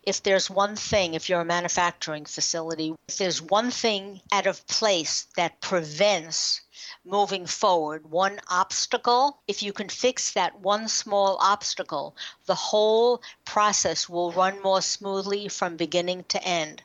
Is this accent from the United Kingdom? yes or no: no; New York, United States; We're from New York.